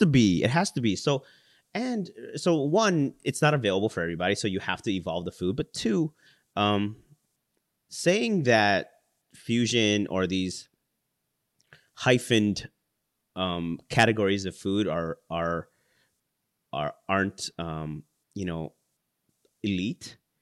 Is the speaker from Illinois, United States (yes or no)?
yes; Chicago, Illinois, United States; I was born in Chicago. My parents are from the Philippines.